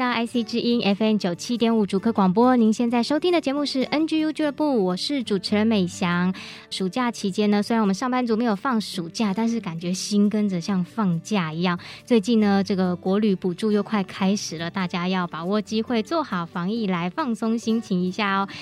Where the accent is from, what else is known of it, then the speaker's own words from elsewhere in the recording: Hsinchu, Taiwan; 那我的老家也是在新竹嘛